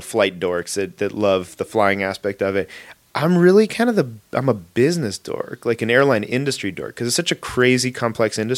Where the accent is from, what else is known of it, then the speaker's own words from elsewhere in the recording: Los Angeles, California, United States; I grew up in the Valley. San Fernando